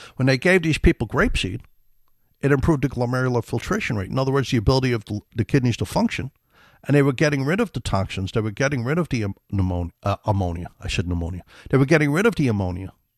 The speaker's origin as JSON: {"language": "English", "town": "New York City", "region": "New York", "country": "United States", "tie": "born or raised there", "said": "We grew up in the Bronx, South Bronx"}